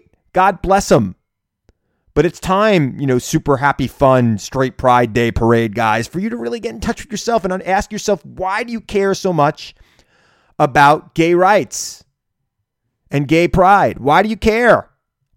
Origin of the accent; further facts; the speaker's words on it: Centereach, New York, United States; I grew up on Long Island in Center Reach, and that's how we talked